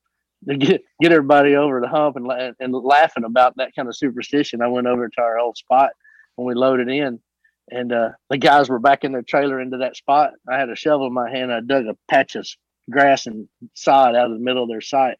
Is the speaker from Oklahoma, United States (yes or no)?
yes; Southeast Oklahoma, United States; moved away; I'm from Southeast Oklahoma